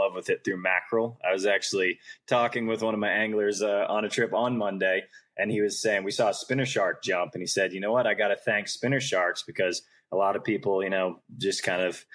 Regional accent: Centerville, Massachusetts, United States; I grew up in Centerville

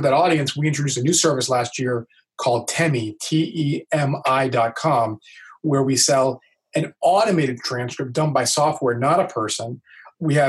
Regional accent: Miami, Florida, United States; I'm from Miami

